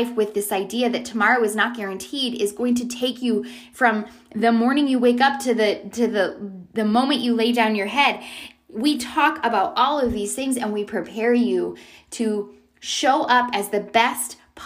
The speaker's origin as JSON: {"language": "English", "country": "Canada", "tie": "born or raised there", "also_born_or_lived": "San Diego", "moved": "yes", "lives_now": "Charlotte, United States", "said": "I grew up in Canada"}